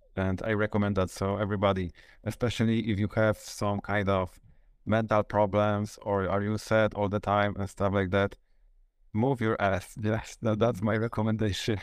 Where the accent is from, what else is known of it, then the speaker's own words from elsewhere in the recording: Luboń, Greater Poland, Poland; I'm from Poland, and the city is, I would say, Poznań, because this is the nearest, biggest city near, nearby me, but it's actually Lublin. Luboń, it's ne-, City Next to Poznań.